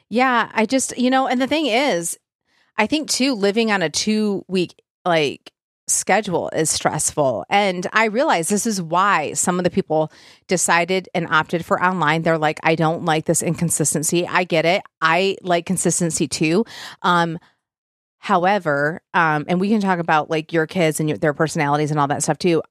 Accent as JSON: {"language": "English", "region": "Michigan", "country": "United States", "moved": "yes", "said": "I'm from Michigan"}